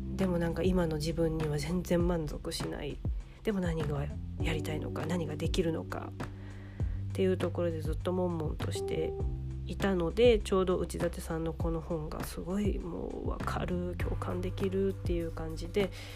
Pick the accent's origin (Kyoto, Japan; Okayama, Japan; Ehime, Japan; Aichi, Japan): Ehime, Japan; 大学を地元の愛媛の大学じゃなくっていやなんか親にお金ないから県外じゃなくて地元にいてみたいなことを言われたから頑張って愛媛大学に行った